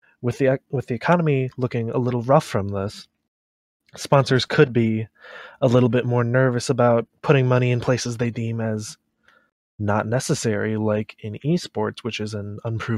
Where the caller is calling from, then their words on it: Kalamazoo, Michigan, United States; Kalamazoo, Michigan.